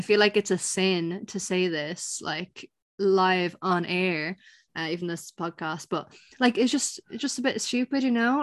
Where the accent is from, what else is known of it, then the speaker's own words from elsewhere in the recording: Ireland; I'm Irish